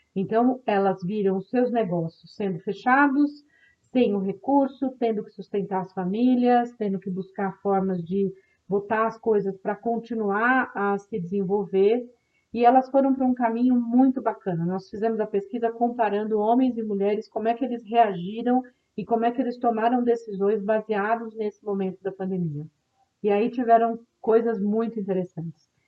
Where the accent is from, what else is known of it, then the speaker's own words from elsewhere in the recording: Brazil; como brasileiros e brasileiras que vivem nesse país